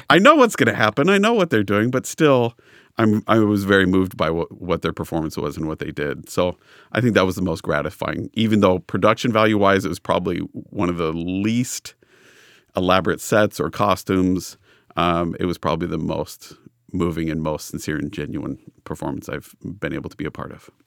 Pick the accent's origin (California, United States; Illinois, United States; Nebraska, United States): California, United States; Los Angeles; I grew up in Los Angeles